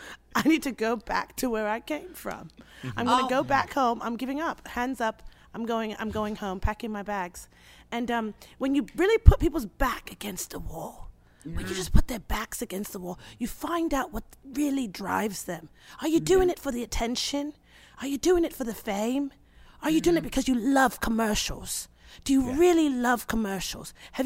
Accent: Mozambique; I had an acting coach when I was growing up in Mozambique who told me, throw away the script.

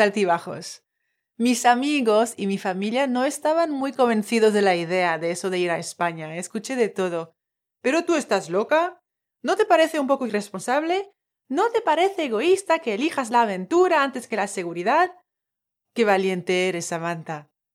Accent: French Polynesia; Spanish is a second language; moved away as an adult; now in Valencia, Spain; soy de Tahití, de ahí el acento

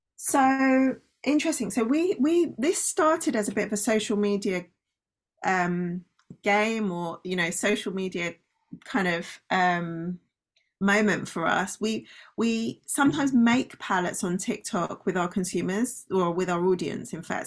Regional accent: United Kingdom; also born or lived in London; I am British, you correctly identified. So, I live in London

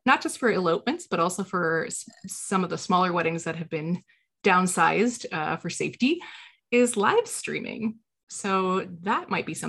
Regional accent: Illinois, United States

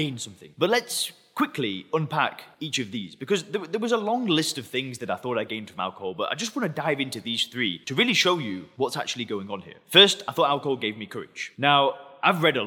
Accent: England, United Kingdom; I'm English

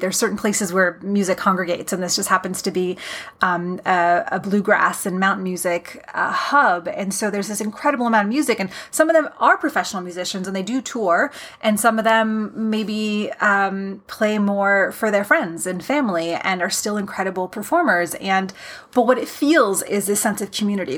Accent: Canada; I am a Canadian

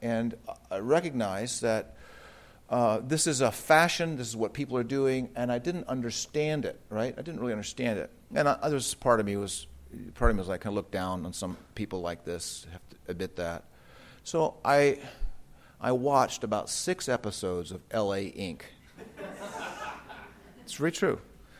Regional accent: United States; where I grew up in the United States

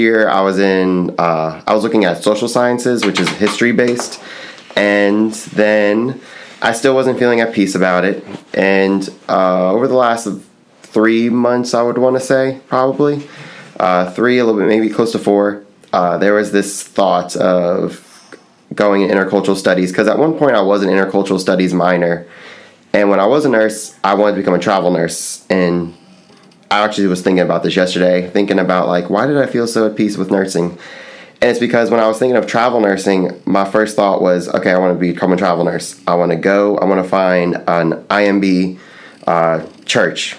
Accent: Folsom, Louisiana, United States; moved away; I am from a small town called Folsom, Louisiana, about an hour north of New Orleans

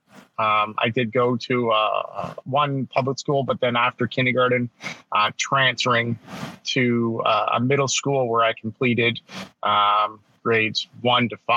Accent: north of Toronto, Ontario, Canada; I'm Canadian, so I was just born north of Toronto in Ontario, Canada, in the great year of 1979.

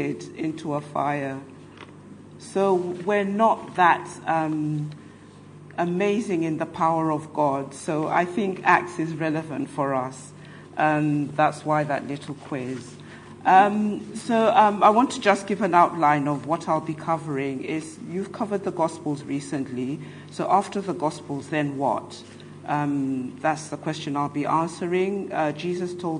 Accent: London, United Kingdom; I'm from London

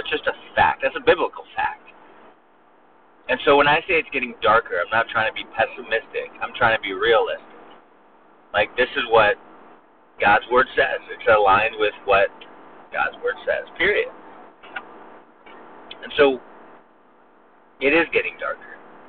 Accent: California, United States; now in Alabama, United States; We came from Southern California, right? So, so we came from Southern California where the temperature was 72 degrees pretty much year-round.

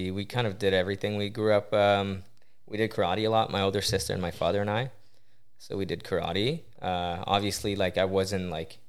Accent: Coteau-du-Lac, Quebec, Canada; Yeah, it's a small town, about 50 minutes west of Montreal, on the water.

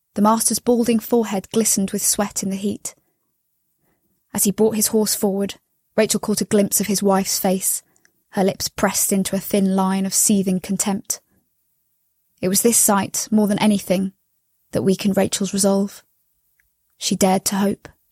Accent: London, United Kingdom; I'm from London in the U K.

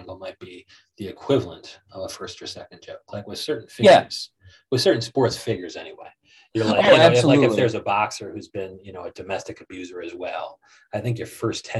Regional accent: Joliet, Illinois, United States; also born or lived in Chicago; we were raised in Joliet

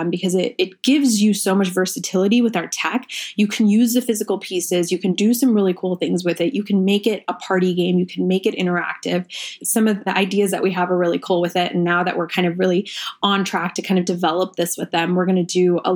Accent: Manhattan, Kansas, United States; English is a second language; moved away as an adult; also born or lived in India / New York; now in Colorado, United States; I immigrated to this country when I was 6. We moved to Manhattan, Kansas, because my dad got a scholarship to study at KSU

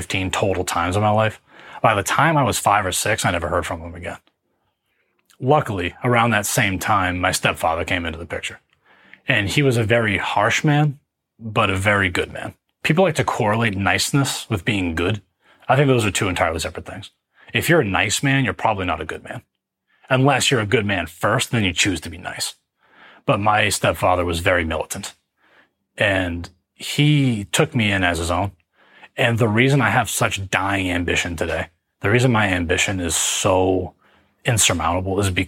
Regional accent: Gloucester, Massachusetts, United States; also born or lived in Salem, Massachusetts; I was raised in the Riverdale Park public housing developments, which is the projects just north of Boston. The projects themselves are in Gloucester, Massachusetts

